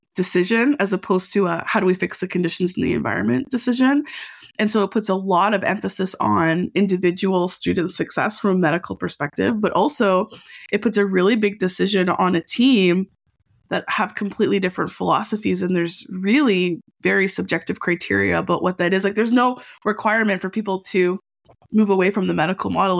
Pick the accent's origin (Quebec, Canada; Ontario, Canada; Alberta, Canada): Alberta, Canada; Edmonton; now in Vancouver, Canada; I'm from Alberta